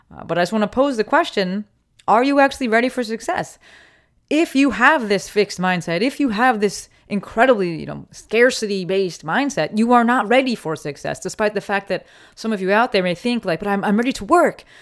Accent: Summit, New Jersey, United States; now in Los Angeles, United States; I'm from Summit, New Jersey

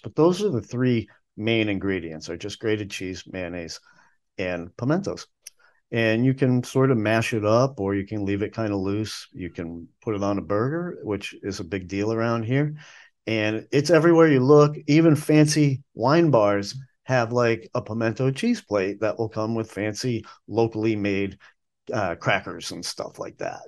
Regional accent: the North, United States; now in Nashville, United States; I grew up up north

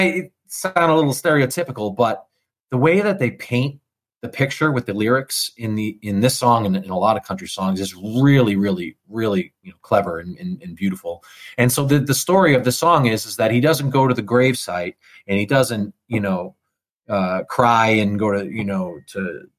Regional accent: San Antonio, Texas, United States; I'm from San Antonio, Texas, and I'm here to play some country music for y'all.

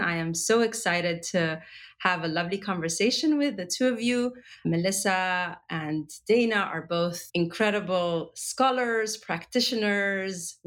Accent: Egypt; I come from Egypt

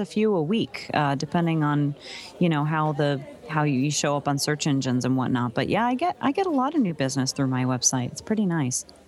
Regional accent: New Jersey, United States; true Northeasterner, you know, I'm I'm born and raised in New Jersey

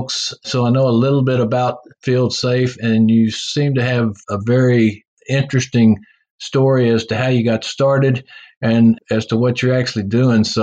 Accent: Texas, United States; accent: Texas; my heavy accent, the Texas accent that follows

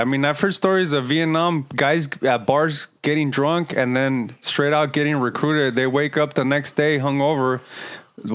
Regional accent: United States; we're Chicanos because we're not a Mexican and we're technically not considered American to a lot of people.

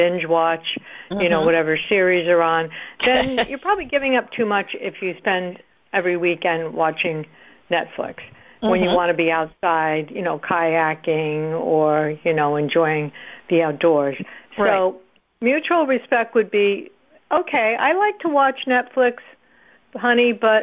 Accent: Rhode Island, United States; I lived in Rhode Island

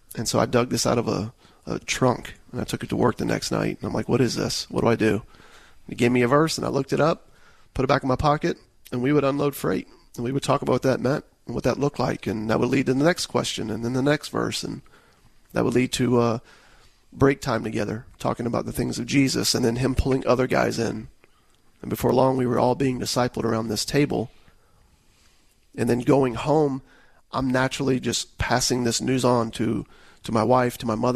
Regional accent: Tampa, Florida, United States; I grew up in the Tampa Bay area

